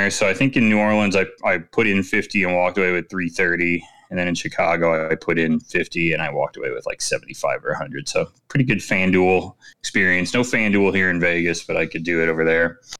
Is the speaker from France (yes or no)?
no; United Kingdom; now in Berlin, Germany; last night, being new in Berlin and being British, I decided to go bar hopping.